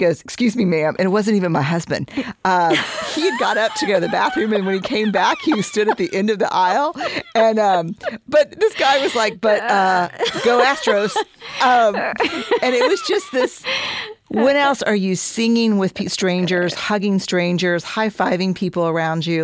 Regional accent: Houston, Texas, United States; I'm from Houston

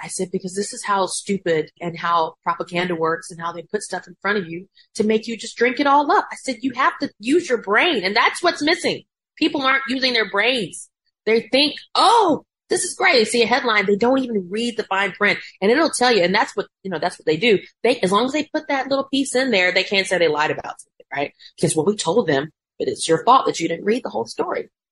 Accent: Macon, Georgia, United States; moved away; we grew up in Macon

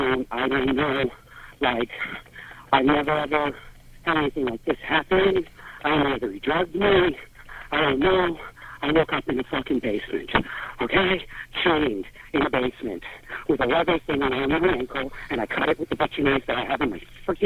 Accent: New York, United States; I'm from New York, and I've never had this happen.

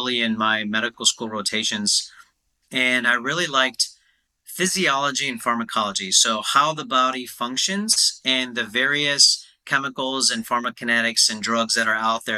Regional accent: United States; being an Indian American

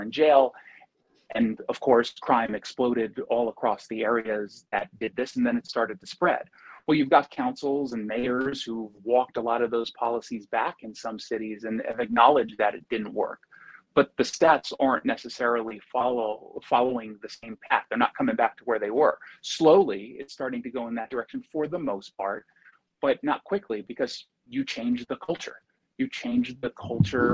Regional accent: United States; as an American

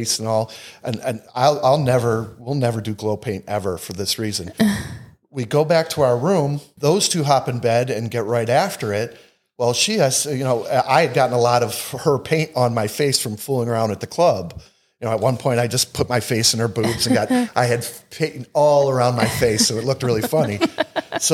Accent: Northeast, United States; We're from the Northeast

